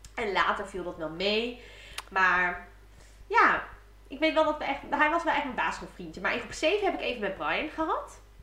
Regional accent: Diepenveen, Overijssel, Netherlands; ze kwamen bij ons in Diepeveen wonen

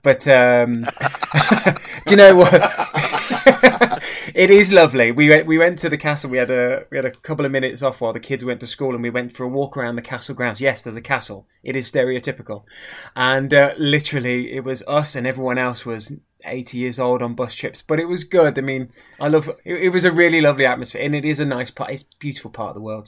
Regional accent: the middle of England, United Kingdom; moved away as an adult; also born or lived in United States; now in Arundel, United Kingdom; born and raised in the middle of England

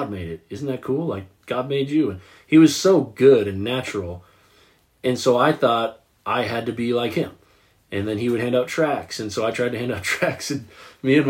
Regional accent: the South, United States; growing up in the South

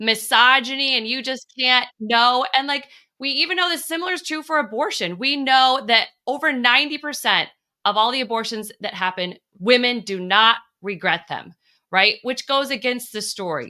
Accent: La Mesa, California, United States; also born or lived in San Diego; I was actually born in San Diego, and you represent where I grew up in La Mesa, California

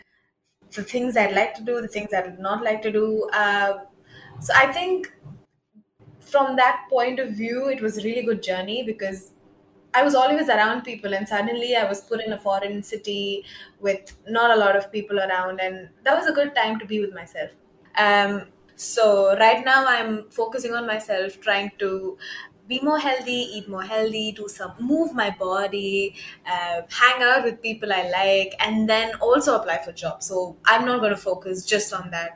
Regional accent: India; also born or lived in Edinburgh, United Kingdom; I'm from India, so I moved back home last month

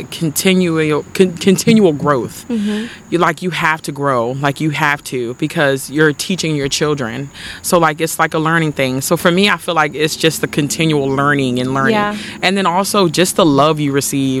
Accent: Lexington Park, Maryland, United States; I'm from Lexington Park, Maryland. Lived here all my life.

